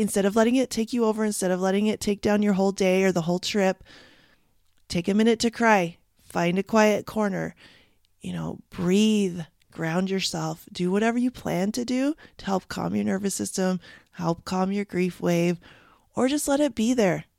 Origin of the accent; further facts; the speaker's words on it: Canada; I'm from Canada